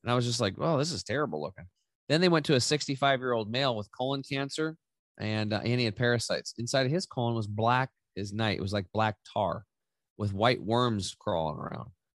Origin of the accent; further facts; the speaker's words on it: Eastern Oregon, United States; I grew up in Eastern Oregon. I'm back home now